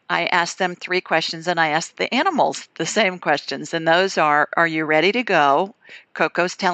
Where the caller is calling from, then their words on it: Providence, Rhode Island, United States; I'm calling from Providence, Rhode Island.